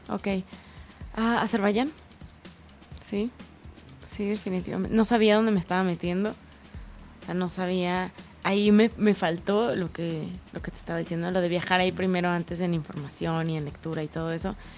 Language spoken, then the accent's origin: Spanish; Tijuana, Baja California, Mexico; Donde yo crecí en Tijuana, o sea, hay mar.